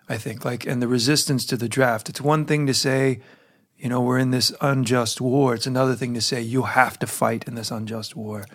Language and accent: English; United States; I'm an American who travels abroad fairly, fairly frequently